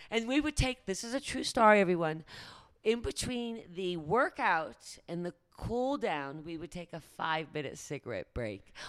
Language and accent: English; Great Barrington, Massachusetts, United States; moved away as an adult; also born or lived in London; I grew up in the Berkshires, Great Barrington, Massachusetts